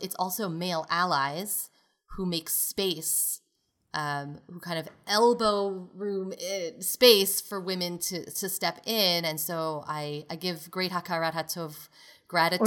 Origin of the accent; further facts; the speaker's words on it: New York City, New York, United States; moved away; also born or lived in Chicago; growing up in Brooklyn, New York, in a modern Orthodox community.